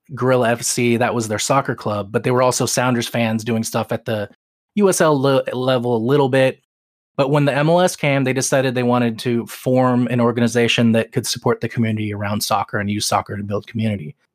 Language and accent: English; Seattle, Washington, United States; I grew up in Seattle as a Tacoma Stars fan